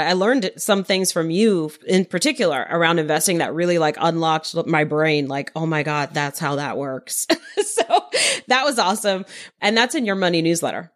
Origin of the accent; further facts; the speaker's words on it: New York City, New York, United States; I grew up in Queens, New York.